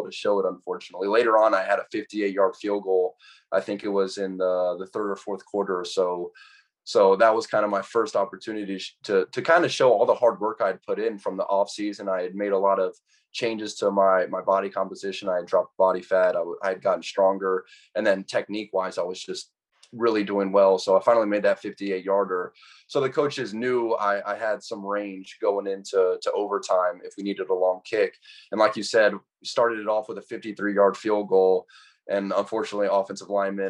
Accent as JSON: {"language": "English", "town": "Atlanta", "region": "Georgia", "country": "United States", "tie": "born or raised there", "said": "growing up in Atlanta, being able to go to a college 15 minutes from my house"}